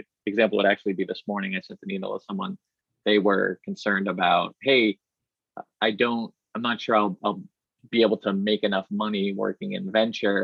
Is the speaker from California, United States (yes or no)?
no; Burlington, Massachusetts, United States; also born or lived in Boston / Woburn; I was born in Boston and grew up in first Woburn and then Burlington